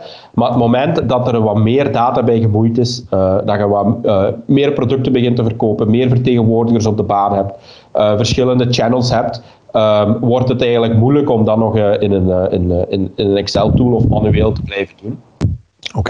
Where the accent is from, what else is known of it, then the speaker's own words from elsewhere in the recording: Limburg, Flanders, Belgium; also born or lived in Lummen; ik ben een Limburger ik eh, eh, woon juist op, eh, op de grens tussen, tussen Vlaams-Brabant en, en Limburg in Lummen.